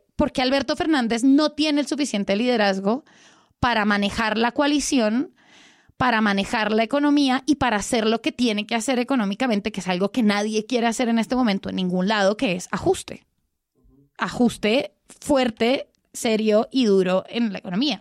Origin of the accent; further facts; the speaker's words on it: Colombia; yo soy colombiana